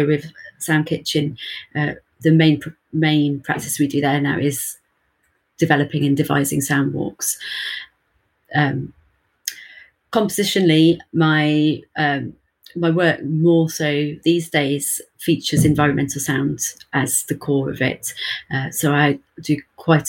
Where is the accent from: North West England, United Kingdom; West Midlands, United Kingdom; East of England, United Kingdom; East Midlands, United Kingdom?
West Midlands, United Kingdom; Birmingham; I'm from Birmingham in the UK.